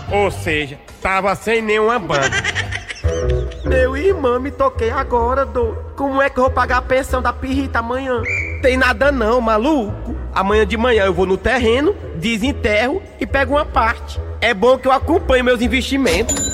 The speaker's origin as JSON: {"language": "Portuguese", "region": "Ceará", "country": "Brazil", "tie": "born or raised there", "moved": "yes", "said": "eu tinha uma mania quando era pequeno lá no Nordeste aí"}